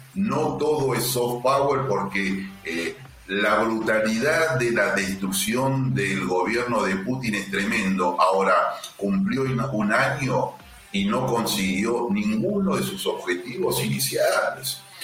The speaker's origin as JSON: {"language": "Spanish", "country": "Argentina", "said": "Yo como diplomático argentino"}